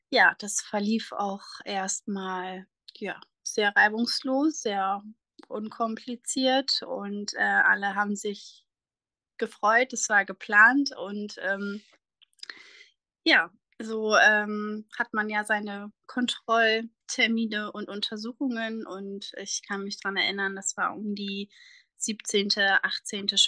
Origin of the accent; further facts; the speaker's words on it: Germany; ich komme aus der Nähe von Bremerhaven